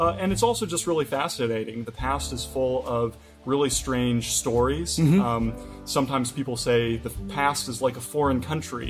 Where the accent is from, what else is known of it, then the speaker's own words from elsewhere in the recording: Kansas, United States; moved away; also born or lived in Cambridge, Massachusetts; I'm originally from Kansas in the United States